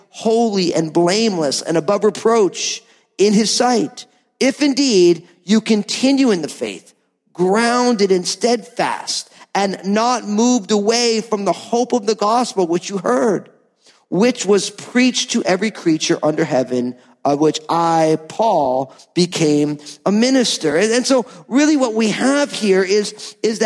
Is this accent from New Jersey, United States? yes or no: yes; New Jersey, United States; I'm from New Jersey